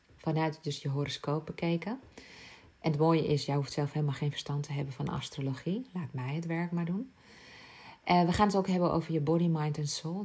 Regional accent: Ibiza, Balearic Islands, Spain; moved away; Ik ben geboren op Ibiza

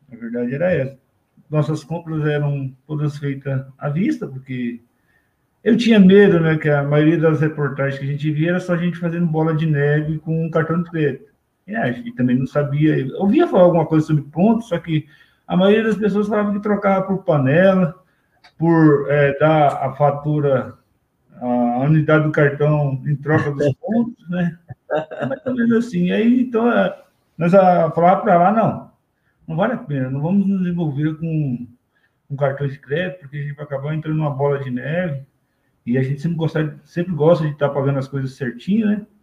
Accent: Curitiba, Paraná, Brazil; nós estamos aqui, como ela já disse, somos de Curitiba aqui, estamos morando em Curitiba, nesse lugar bem quentinho aqui, né?

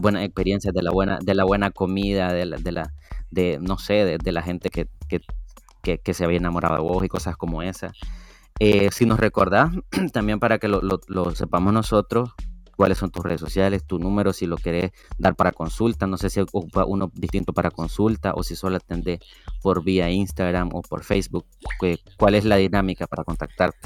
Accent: Matiguás, Matagalpa, Nicaragua; soy de Matihuas Matagalpa

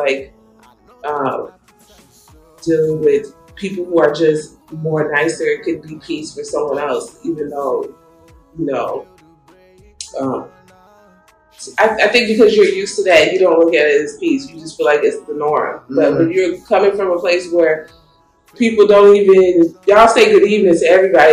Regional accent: Chicago, Illinois, United States; Chicago, which is my hometown

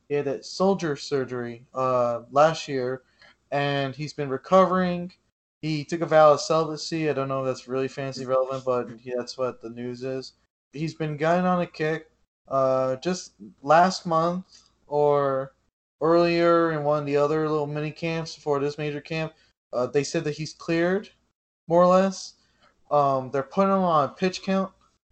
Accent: New York, United States; I'm Italian. I'm from New York

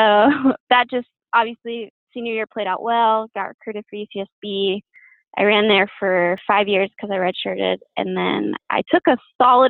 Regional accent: Downey, California, United States; now in Santa Barbara, United States; I grew up in Downey, which is in LA, and I went there, you know, elementary, middle, and high school

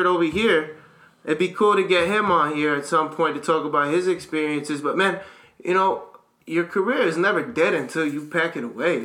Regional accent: United States; as an American kid

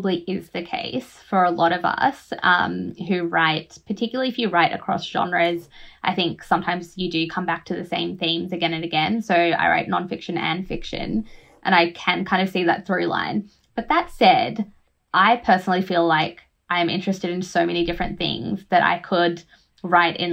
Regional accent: Australia; born or raised there; also born or lived in Fiji

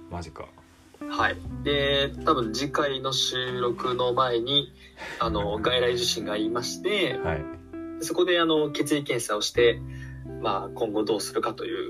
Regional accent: Nagoya, Aichi, Japan; 僕は、まあ、ずっと、まあ、名古屋で生まれ育って、はい、名古屋に住んでますけども

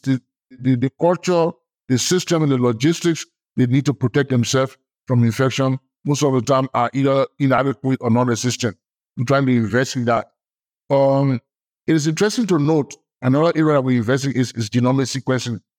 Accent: Liberia; I'm from Liberia

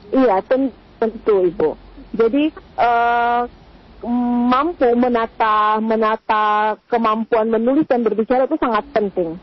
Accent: Maluku, Indonesia; kita orang Maluku

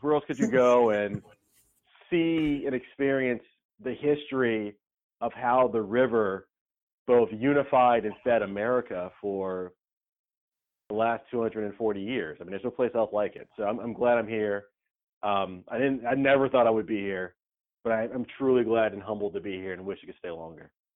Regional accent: Camden County, Georgia, United States; moved away as an adult; now in New Orleans, United States; There's only two high schools in my hometown

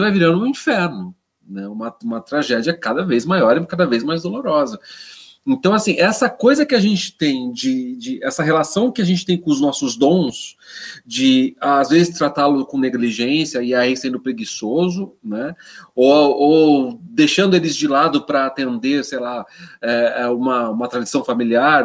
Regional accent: Jundiaí, São Paulo, Brazil; now in São Paulo, Brazil; eu sou paulista, né? sou, eu sou, eu sou de Jundiaí, sou do interior de São Paulo, mas eu, eu, eu, eu me fiz em São Paulo

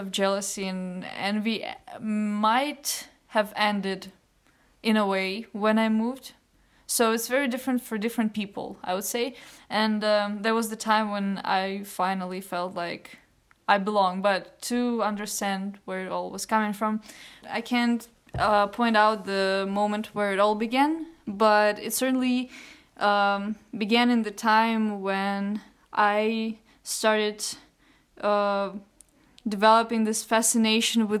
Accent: Ukraine; during the time when I was 12, 13, there were some drastic political changes in Ukraine, my home country

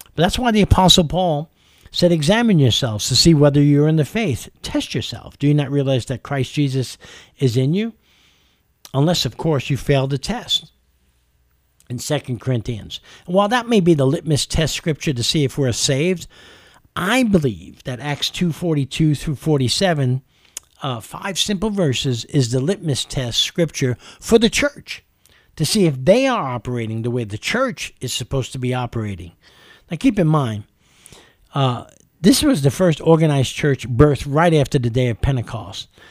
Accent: New York City, New York, United States; moved away as an adult; also born or lived in California; now in Kentucky, United States; I grew up in New York City, the melting pot of the world with every culture, color, and race

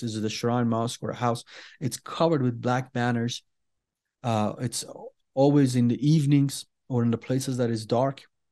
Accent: Iran; first language Persian; English is a second language; we are Iranians, we are Persians, we speak Farsi

